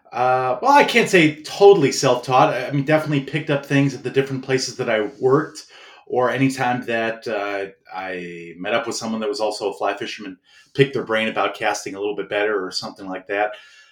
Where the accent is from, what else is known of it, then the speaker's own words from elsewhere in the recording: Chicago, Illinois, United States; moved away; I'm from Chicago, so it's not the most fishiest place you would think